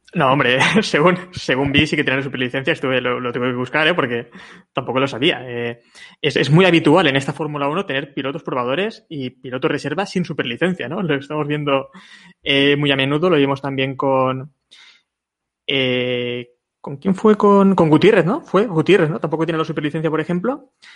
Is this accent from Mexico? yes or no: no; Valencian Community, Spain; como valenciano